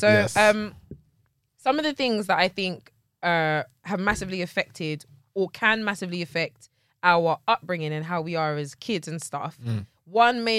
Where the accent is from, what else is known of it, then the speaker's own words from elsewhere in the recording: London, United Kingdom; I grew up, I was born and raised inside of London.